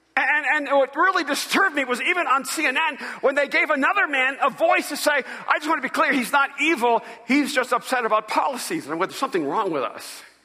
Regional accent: El Salvador; moved away; I'm from El Salvador. And I'm a Latino

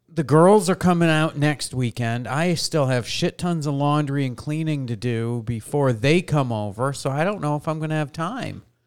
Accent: New York, United States; I grew up in New York

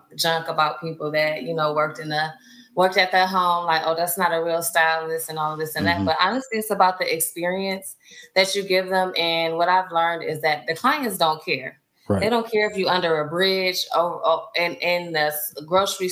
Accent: Detroit, Michigan, United States; moved away as an adult; now in Austin, United States; I'm originally from Detroit

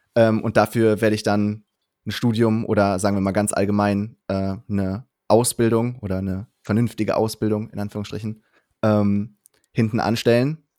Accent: Cologne, North Rhine-Westphalia, Germany; also born or lived in Berlin; wollte ich wieder zurück nach Köln, ähm, als zurück in meine Heimatstadt

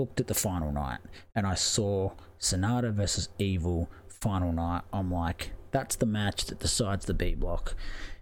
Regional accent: Australia; I'm Australian

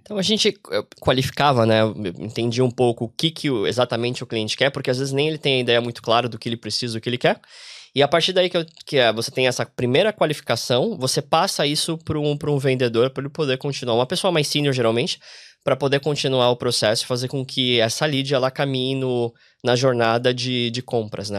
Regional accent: Brazil; moved away as an adult; also born or lived in São Paulo; now in Ireland; a gente vem aqui como brasileiro

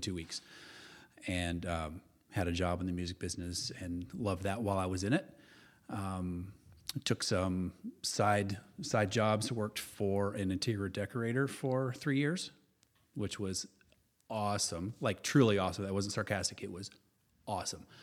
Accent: Springfield, Illinois, United States; moved away; I grew up in Central Illinois. Uh, I was born in Springfield, land of Lincoln.

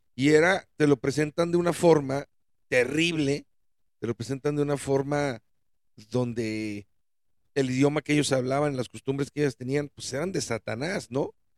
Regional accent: Mexico; en mi país

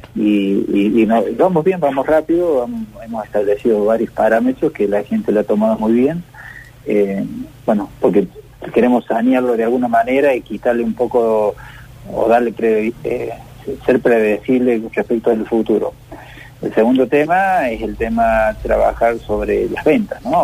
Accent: Córdoba, Argentina; te hablo como cordobés, es muy bueno lo que hemos logrado los cordobeses

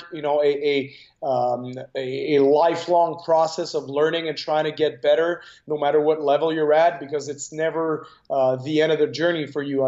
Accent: Canada; as a Canadian

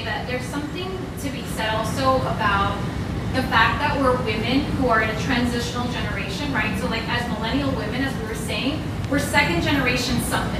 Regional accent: Miami, Florida, United States; first language Spanish; English is a second language; moved away as an adult; also born or lived in Hawaii; even being a Miami girl, I left for 10 years because I was ashamed of Miami, because I didn't feel that I fit in.

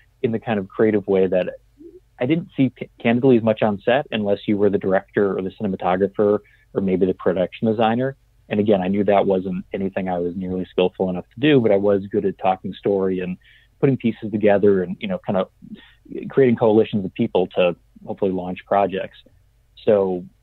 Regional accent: New England, United States; moved away as an adult; also born or lived in New Orleans; growing up in New England

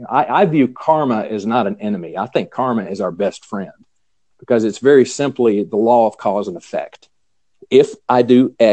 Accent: the South, United States; I'm {S2} a Southern boy. I was born and bred in the South, you know, so you know, grew up in in uh, the conservative Baptist church

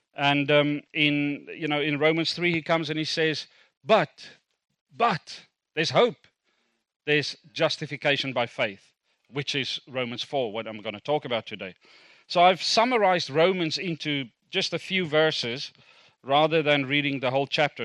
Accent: Kimberley, Northern Cape, South Africa; first language Afrikaans; English is a second language; moved away; I was born in South Africa. Born in South Africa, Kimberley grew up there. Um, Afrikaans speaking until eighteen, refused to speak a word of English

